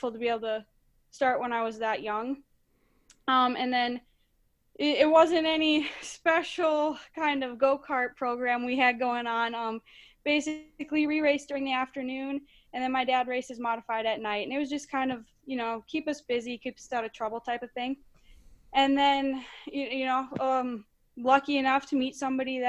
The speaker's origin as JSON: {"language": "English", "town": "Monticello", "region": "Minnesota", "country": "United States", "tie": "born or raised there", "said": "So I am born and raised in Monticello, Minnesota"}